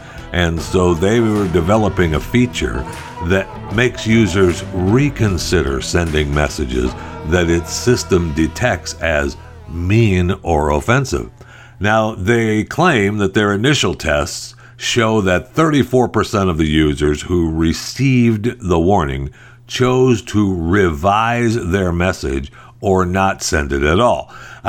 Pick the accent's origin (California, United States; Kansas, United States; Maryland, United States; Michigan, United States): Michigan, United States; I was raised in Michigan.